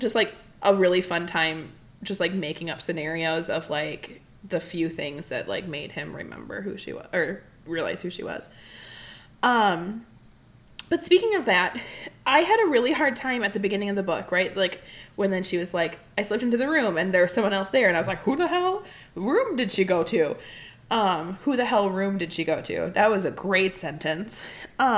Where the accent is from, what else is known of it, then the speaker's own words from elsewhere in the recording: Midwest, United States; I'm from the Midwest